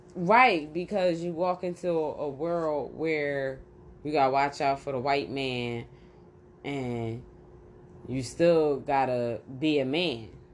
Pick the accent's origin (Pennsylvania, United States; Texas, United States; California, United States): Pennsylvania, United States; Philadelphia; born or raised there